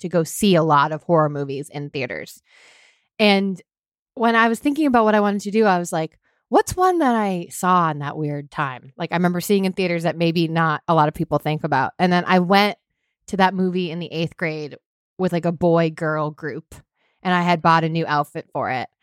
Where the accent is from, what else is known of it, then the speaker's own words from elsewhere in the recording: Hingham, Massachusetts, United States; I grew up in Massachusetts